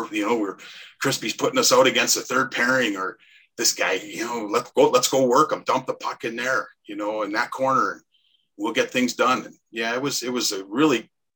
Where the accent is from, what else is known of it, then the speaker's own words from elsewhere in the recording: Welland, Ontario, Canada; I grew up in Welland